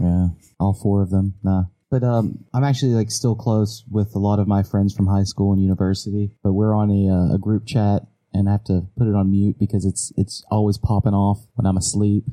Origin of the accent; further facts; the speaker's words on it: West Virginia, United States; moved away as an adult; now in South Korea; I love my hometown, uh, West Virginia, uh, my home state